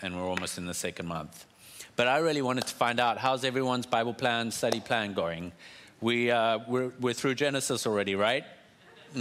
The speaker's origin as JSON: {"language": "English", "country": "South Africa", "said": "I'm South African"}